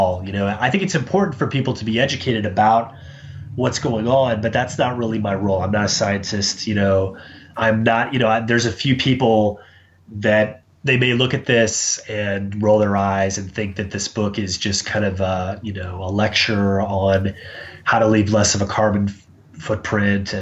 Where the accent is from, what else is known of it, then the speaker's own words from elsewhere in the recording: Dallas, Texas, United States; moved away as an adult; also born or lived in New York / Savannah, Georgia; now in Chicago, United States; I live in Chicago. I grew up in Dallas